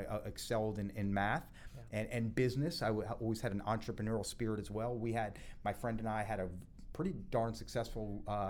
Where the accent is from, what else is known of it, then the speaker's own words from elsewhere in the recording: Boston, Massachusetts, United States; also born or lived in New Jersey / Florida; So I was born in New Jersey. You're right. My parents got divorced before I can even remember, when I was actually briefly living in Florida with both of them. Yeah. When they got divorced, my mom moved to Boston, which is where I lived from the age of 3 to 10.